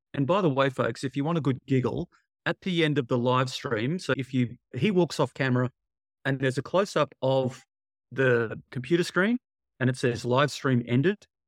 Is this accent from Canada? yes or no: no; Australia; I'm from Australia